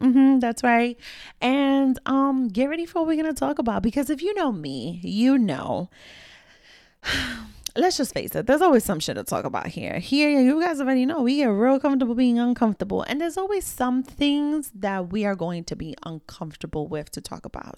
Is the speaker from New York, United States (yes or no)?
yes; New York City, New York, United States; growing up in New York City, right, again, the daughter of immigrant parents